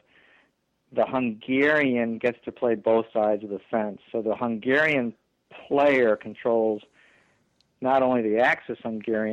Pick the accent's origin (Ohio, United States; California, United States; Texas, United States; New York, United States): Ohio, United States; Cleveland; moved away; I grew up in Cleveland, so I get to use the excuse I'm going home to, you know, see my aging parents